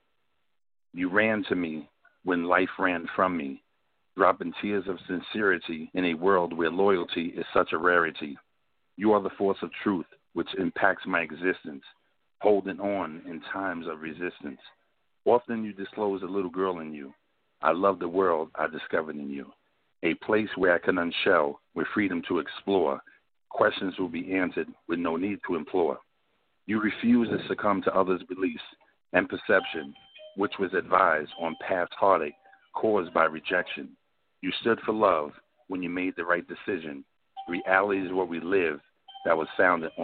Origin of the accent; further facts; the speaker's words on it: New York City, New York, United States; I'm from South Jamaica, Queens